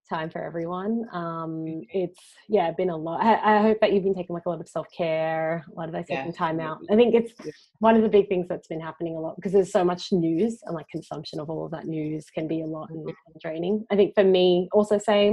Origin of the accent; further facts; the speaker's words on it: Australia; now in Singapore; I'm an Australian but currently live in Singapore.